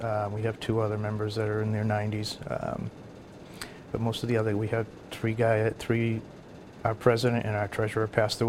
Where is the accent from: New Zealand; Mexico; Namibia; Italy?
Italy; northern Italy; moved away; I am the only Italian-born member to date.